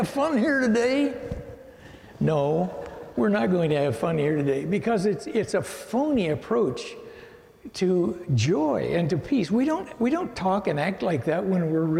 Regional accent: Pennsylvania, United States; moved away as an adult; now in California, United States; I graduated from high school in 1959, and we moved out here from Pennsylvania to California.

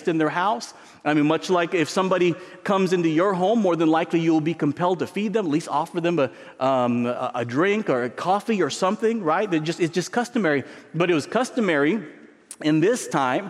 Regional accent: San Diego, California, United States; moved away; I grew up in San Diego

